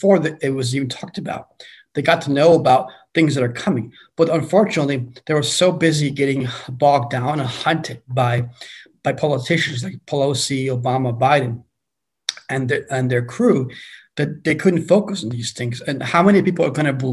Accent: Iran; also born or lived in China; now in United States; I was born in Iran, born Muslim

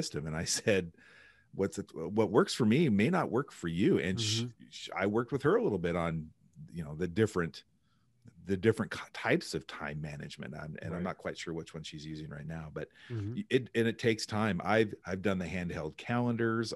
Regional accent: Pendleton, United States; that was my Boy Scout troop growing up in Pendleton.

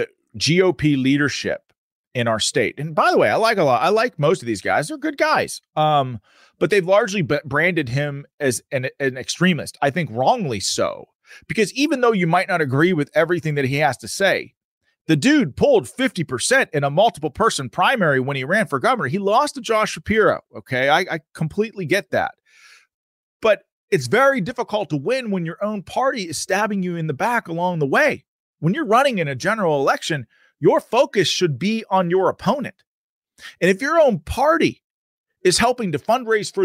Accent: Pennsylvania, United States; I'm from Pennsylvania

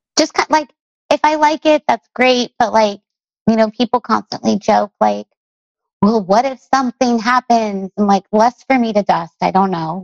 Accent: Long Beach, California, United States; I grew up in Long Beach, California

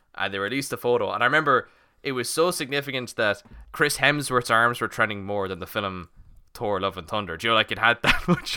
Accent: Ireland; we're Irish

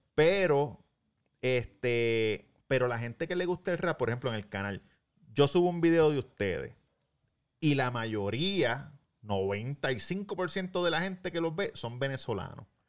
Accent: Puerto Rico; yo como boricua, porque lo que, lo que siempre digo, nosotros en Puerto Rico vivimos todavía bastante en una cápsula.

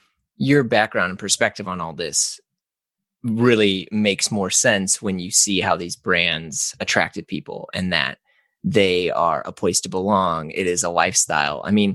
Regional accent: St. Louis, Missouri, United States; I'm from St. Louis as well.

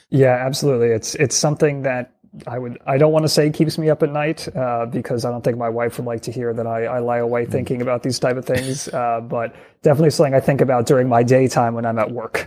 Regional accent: New York, United States; my home state of New York

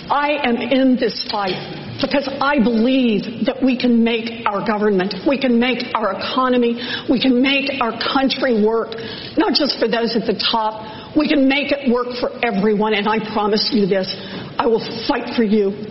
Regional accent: Oklahoma, United States; I was born and raised in Oklahoma. I have three older brothers.

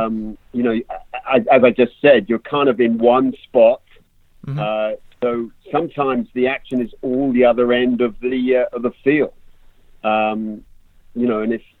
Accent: England, United Kingdom; moved away; also born or lived in London; I grew up in England. I am an Englishman

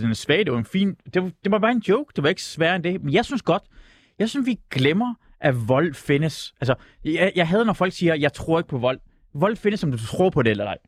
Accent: Iran; now in Denmark; jeg er født i Iran under Iran-Irak-krigen

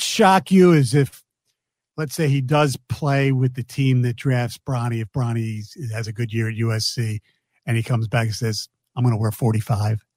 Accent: Philadelphia, Pennsylvania, United States; my hometown

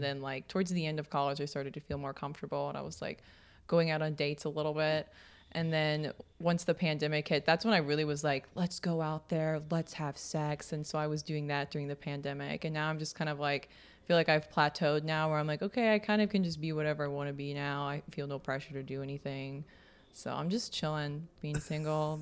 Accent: Kansas, United States; we grew up in Kansas

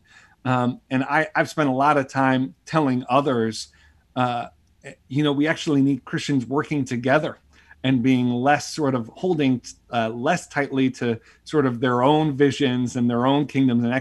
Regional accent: Buffalo, New York, United States; I grew up in Buffalo, New York, and grew up in a big Italian Catholic family

